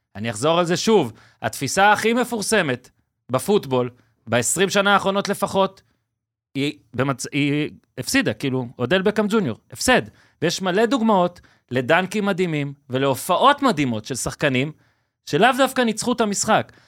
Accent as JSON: {"language": "Hebrew", "country": "Israel", "said": "אנחנו כישראלים"}